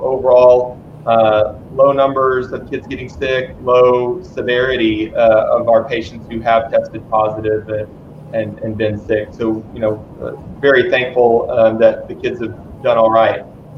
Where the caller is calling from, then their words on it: Dallas, Texas, United States; so I'm calling also from Dallas.